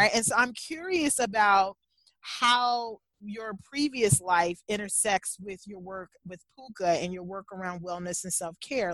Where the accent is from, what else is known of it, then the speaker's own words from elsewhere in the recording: Louisville, Kentucky, United States; moved away as an adult; also born or lived in Lexington, Kentucky / Chicago; Kentucky, whether it was Lexington for college or Louisville, my hometown, was familiar